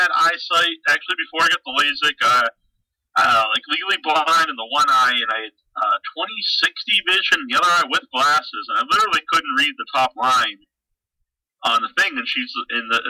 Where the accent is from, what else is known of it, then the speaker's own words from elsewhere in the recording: Cape Cod, Massachusetts, United States; I'm from the Cape